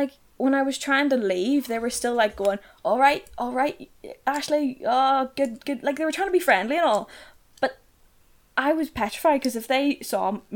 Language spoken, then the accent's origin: English; Northern Ireland, United Kingdom; born or raised there